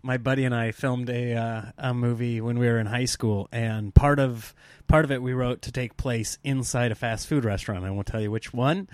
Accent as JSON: {"language": "English", "region": "Nebraska", "country": "United States", "tie": "born or raised there", "said": "growing up in Nebraska"}